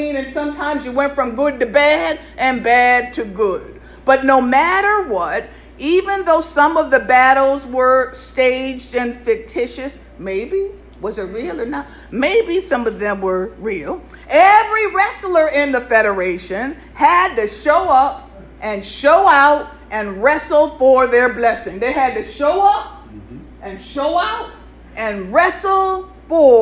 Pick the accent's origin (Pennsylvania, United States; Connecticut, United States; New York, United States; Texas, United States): Connecticut, United States; Norfolk; we grew up here in Connecticut in the northwest corner of the state. And in Norfolk, when I was growing up